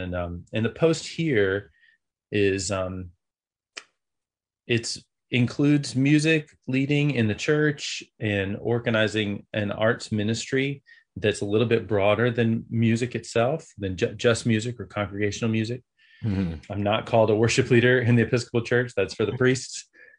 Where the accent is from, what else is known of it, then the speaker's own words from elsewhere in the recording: the South, United States; I grew up in the South in church and with music teacher parents